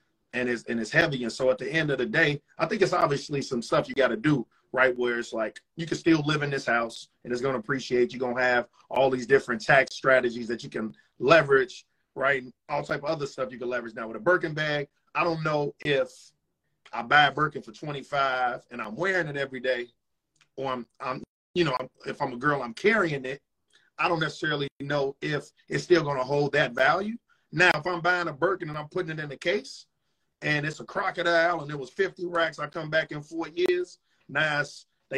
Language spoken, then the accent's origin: English; Chicago, Illinois, United States; So I'm from Chicago, from the south side of Chicago.